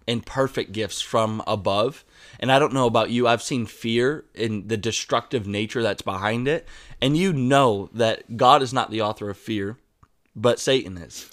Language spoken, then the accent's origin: English; United States; accent: American English; my American English